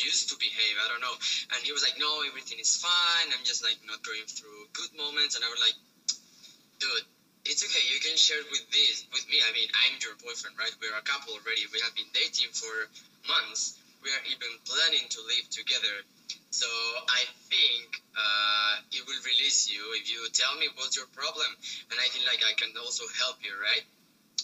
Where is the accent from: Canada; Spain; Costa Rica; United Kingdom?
Spain; English is a second language; moved away as an adult; now in China; I'm from Spain